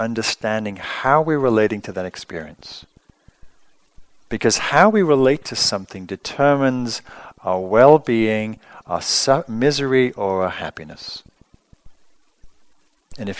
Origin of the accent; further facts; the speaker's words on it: England, United Kingdom; moved away; I grew up in England